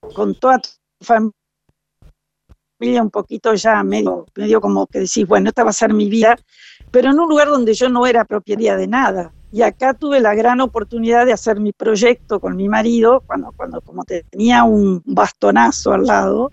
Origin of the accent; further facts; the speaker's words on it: Concordia, Entre Ríos, Argentina; also born or lived in Montevideo, Uruguay; yo nací en Montevideo, soy eh, padre y madre uruguaya, o sea que soy totalmente uruguaya y a los ocho años vine a vivir a Concordia, Entre Ríos, porque mi padre tenía un campo y ahí nos instalamos este, y pasé mi niñez y mi juventud en Concordia, en Entre Ríos.